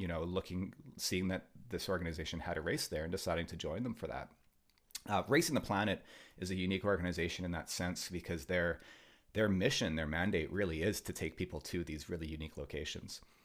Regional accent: Vancouver, British Columbia, Canada; growing up in Vancouver here

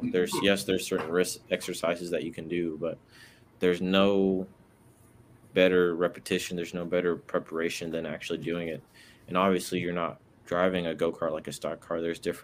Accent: Brooklyn, New York, United States; also born or lived in Atlanta / Washington, D.C.; I was born in Atlanta, raised in Brooklyn, New York, and Washington, D.C.

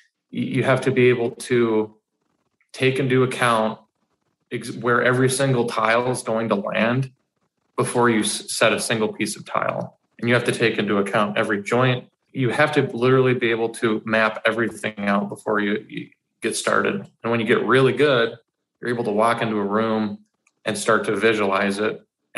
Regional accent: Forest Lake, Minnesota, United States; So I'm 28 years old right now. And I've had a lot happen in the last 28 years. I primarily say I grew up in Forest Lake, but I've lived I've lived in countless different cities ar

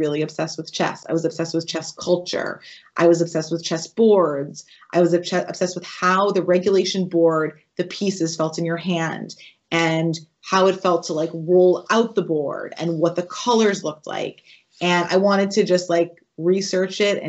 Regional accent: New England, United States; I grew up in New England

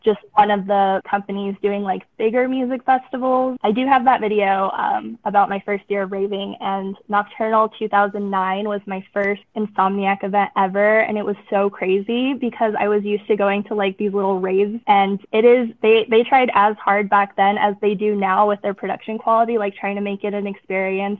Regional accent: Southern California, United States; moved away as an adult; now in Utah, United States; I am originally from Southern California

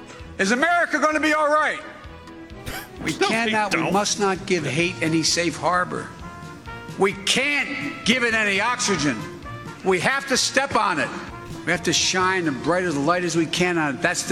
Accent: Delaware, United States; Though I'm from Delaware

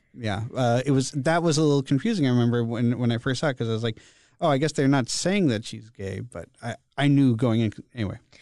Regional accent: Massachusetts, United States; I'm from Massachusetts

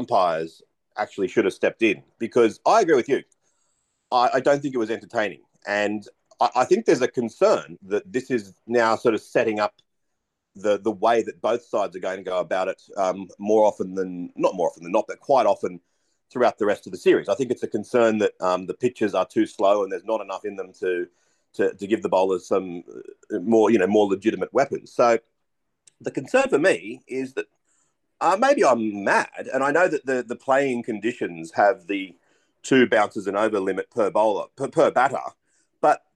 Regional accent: Australia; I'm an Australian

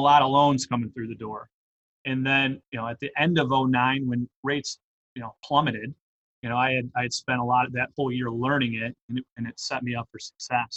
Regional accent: Detroit, Michigan, United States; I grew up in Metro Detroit

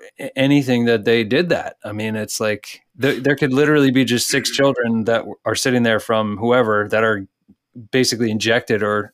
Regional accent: Texas, United States; I was born in Texas

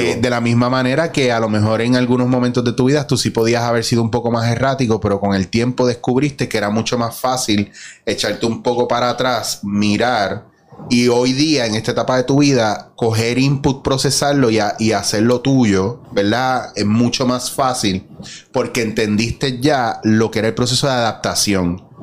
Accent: Mayagüez, Puerto Rico; moved away; also born or lived in San Juan; yo soy de Mayagüez, Cabo Rojo

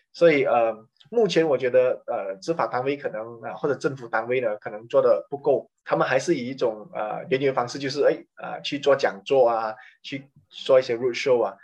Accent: Malaysia; 我们马来西亚人是很少，呃，很，很大部分的年轻人我们都不吃这些

